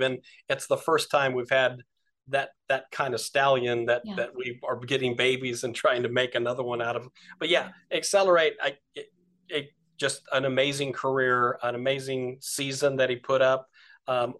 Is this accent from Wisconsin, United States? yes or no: no; Delano, California, United States; we're farmers from Delano, California